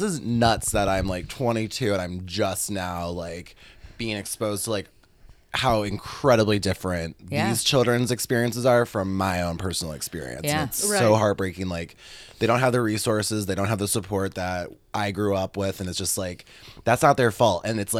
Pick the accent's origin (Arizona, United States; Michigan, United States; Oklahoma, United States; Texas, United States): Michigan, United States; Livonia; I grew up in Livonia, which was, like, literally, I think, the whitest city in the United States, like, in the late 90s.